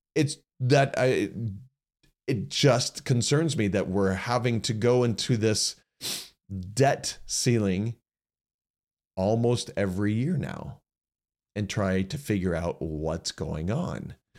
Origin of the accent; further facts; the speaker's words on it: United States; as average American citizens